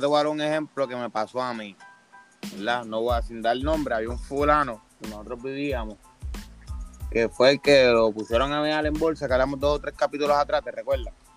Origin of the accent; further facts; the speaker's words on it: Puerto Rico; somos de Puerto Rico.